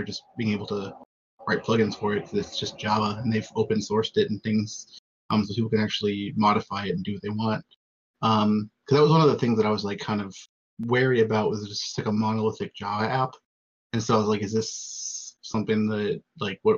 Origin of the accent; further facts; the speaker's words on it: United States; especially as an American